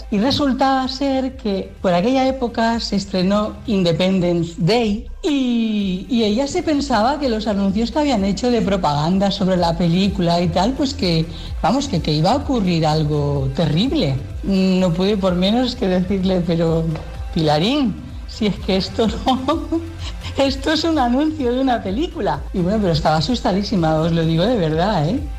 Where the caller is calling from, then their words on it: La Garriga, Catalonia, Spain; de la Garriga.